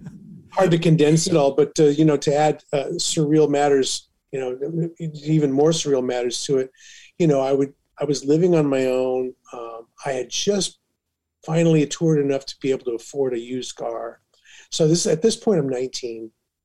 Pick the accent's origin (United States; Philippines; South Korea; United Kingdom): United States; Carbon Cliff, Illinois; also born or lived in East Moline; Well, I'm the closest town you can call my hometown from is East Moline, Illinois, and it's the Quad Cities, the Davenport, Iowa, and Moline, Illinois, and then I came from a town called Carbon Cliff, which was a little more out in the rural part